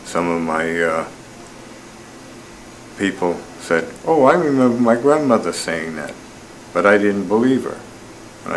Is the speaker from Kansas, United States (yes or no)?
no; Southampton, New York, United States; I grew up on Shinnecock Indian Reservation in Long Island, New York.